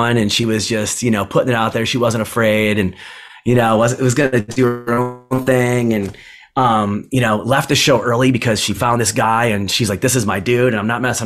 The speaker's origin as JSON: {"language": "English", "region": "Michigan", "country": "United States", "said": "I'm from Michigan"}